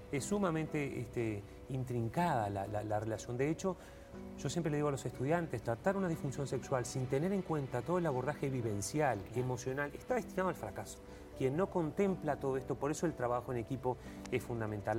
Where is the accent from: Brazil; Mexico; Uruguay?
Uruguay; como uruguayo